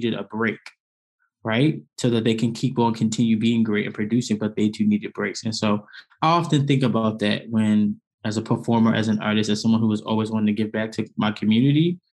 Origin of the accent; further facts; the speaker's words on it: New York City, New York, United States; moved away as an adult; also born or lived in Atlanta, Georgia / Bloomington, Indiana; Born and raised in Brooklyn, New York